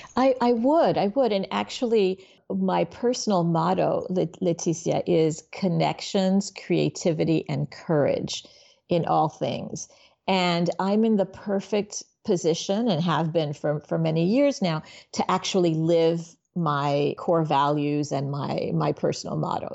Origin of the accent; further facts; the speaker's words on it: Miami, Florida, United States; also born or lived in Haiti / New York; then we moved to Miami and I grew up in in Miami.